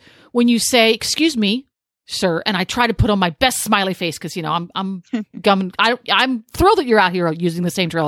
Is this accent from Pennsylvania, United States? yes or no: yes; Pennsylvania, United States; now in Ocala, United States; I'm from Pennsylvania.